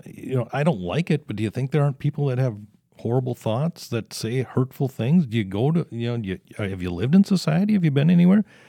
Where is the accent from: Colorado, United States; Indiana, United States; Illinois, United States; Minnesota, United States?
Minnesota, United States; South Saint Paul; had that experience there growing up in South Saint Paul